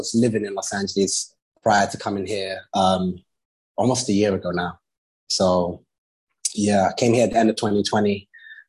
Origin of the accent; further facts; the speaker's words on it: London, United Kingdom; also born or lived in Lagos, Nigeria / Brazil / United States; I'm from London, you know, if anybody wants to know.